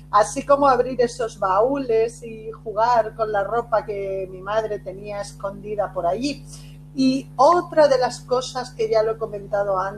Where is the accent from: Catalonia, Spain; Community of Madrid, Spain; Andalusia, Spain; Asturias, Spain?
Catalonia, Spain; Barcelona; also born or lived in Castellón / Cuenca; nací en Castellón, a los cinco años me, me llevan a la provincia de Cuenca, todo esto España, las raíces de, mi familia y a los nueve años, cerca de los nueve años, me trasladan a Barcelona